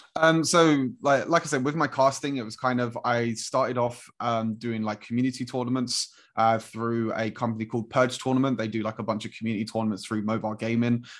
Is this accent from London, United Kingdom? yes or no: yes; London, United Kingdom; I'm from London as well